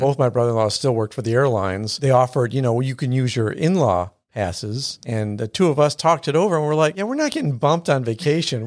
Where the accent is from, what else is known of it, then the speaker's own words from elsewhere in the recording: Buffalo, New York, United States; now in Houston, United States; growing up in Buffalo